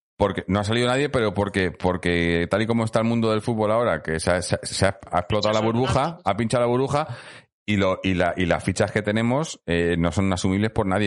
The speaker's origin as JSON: {"language": "Spanish", "town": "Madrid", "region": "Community of Madrid", "country": "Spain", "said": "yo, soy de Madrid"}